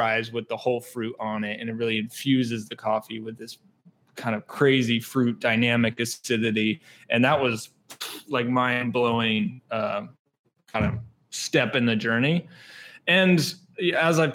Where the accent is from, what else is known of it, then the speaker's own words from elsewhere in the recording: North Texas, United States; moved away as an adult; also born or lived in Wisconsin; now in Milwaukee, United States; Growing up in North Texas, there's not really specialty coffee